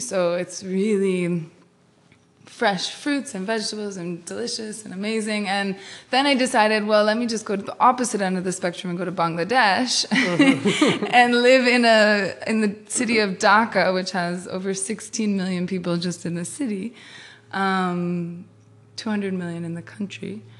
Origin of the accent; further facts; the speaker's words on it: Hingham, Massachusetts, United States; that was the first house in Hingham, and then moved downtown where I, I really grew up